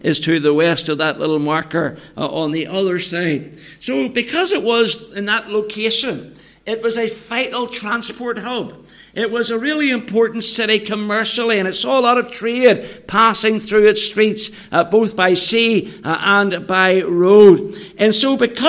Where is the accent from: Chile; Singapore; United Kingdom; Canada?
United Kingdom; Northern Ireland; moved away as an adult; now in England, United Kingdom; coming back home to Northern Ireland from England is that I can speak to you all in my mother tongue.